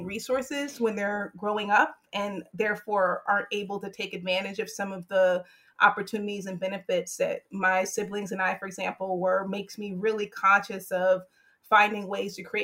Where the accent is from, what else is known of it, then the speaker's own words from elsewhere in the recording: Hampton, Virginia, United States; moved away; also born or lived in White Plains, New York; growing up in Hampton, Virginia, which is a very segregated community